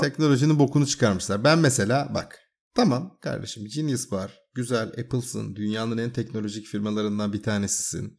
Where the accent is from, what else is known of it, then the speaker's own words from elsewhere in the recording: Bursa, Turkey; ben Bursalıyım